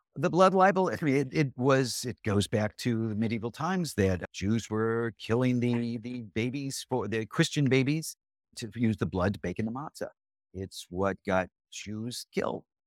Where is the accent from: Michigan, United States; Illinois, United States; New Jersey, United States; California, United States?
Illinois, United States; Chicago; I'm from Chicago